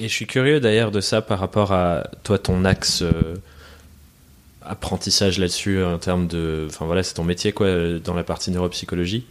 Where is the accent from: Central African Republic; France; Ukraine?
France; also born or lived in England; suis, né en Angleterre. J'ai déménagé en France quand j'étais quand j'étais gosse